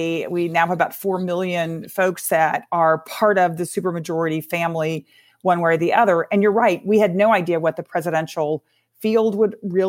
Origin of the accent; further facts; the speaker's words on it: Texas, United States; I come from Texas